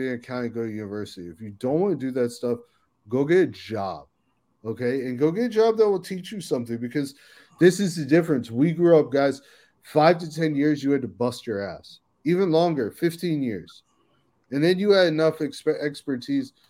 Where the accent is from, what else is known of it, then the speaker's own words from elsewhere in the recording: Silver Spring, Maryland, United States; I grew up in Silver Spring, Maryland.